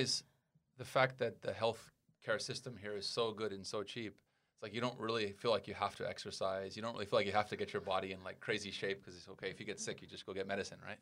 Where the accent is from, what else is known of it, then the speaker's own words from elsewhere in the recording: United States; now in Taiwan; I'm from America